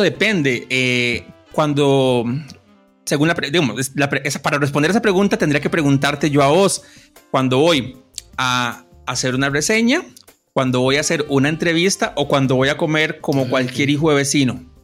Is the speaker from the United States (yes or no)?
no; Cartago, Costa Rica; moved away as an adult; also born or lived in Orotina / Heredia; now in San Rafael de Heredia, Costa Rica; nací en Orotina, viví la mayoría de mis años hasta como a los 35 en Cartago